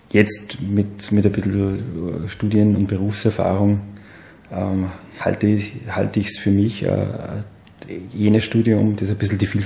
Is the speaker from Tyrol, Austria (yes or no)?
no; Seekirchen am Wallersee, Salzburg, Austria; Ich komme von einem Bauernhof in Seekirchen am Wallersee ähm, und wir haben drei Hektar Wald dabei gehabt.